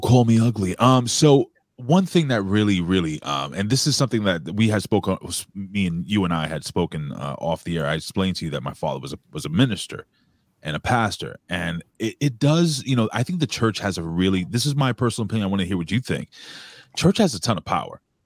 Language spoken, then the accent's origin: English; New York City, New York, United States; I'm born and raised in Lower East Side of New York